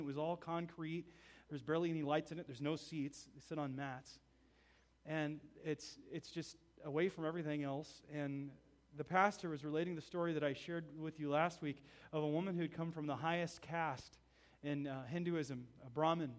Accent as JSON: {"language": "English", "country": "United States", "said": "Being an American there"}